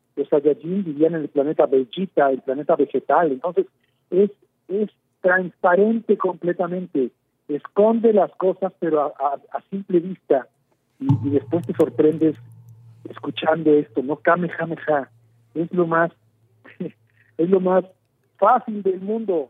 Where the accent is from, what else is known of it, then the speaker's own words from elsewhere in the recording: Mexico; soy un simple mexicano más